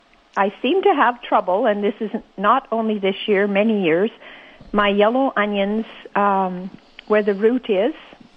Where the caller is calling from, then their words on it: Ericksdale, Manitoba, Canada; Ericksdale, Manitoba.